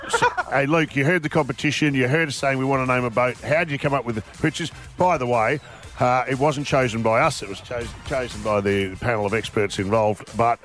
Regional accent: Canberra, Australian Capital Territory, Australia; I'm from Canberra and I grew up there

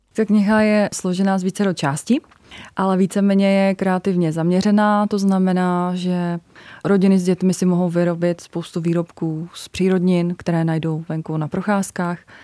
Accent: Velhartice, Plzeň Region, Czechia; also born or lived in Klatovy; já jsem se teda narodila v Klatovské porodnici, ale vyrůstala jsem právě na Velharticku

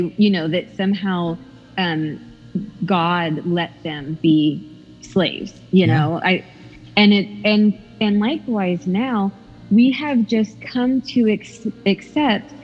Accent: United States; we're not even that familiar as an American people

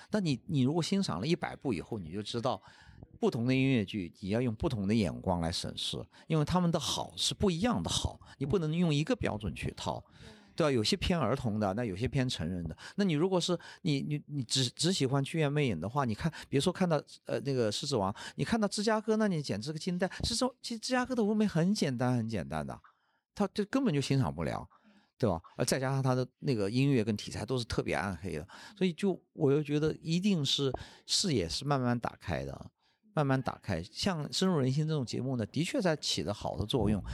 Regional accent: China; 我们中国人

